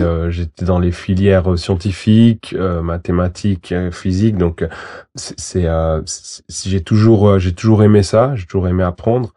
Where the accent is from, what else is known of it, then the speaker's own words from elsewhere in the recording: Valais, Switzerland; also born or lived in Portugal / Guinea-Bissau; j'ai grandi en Valais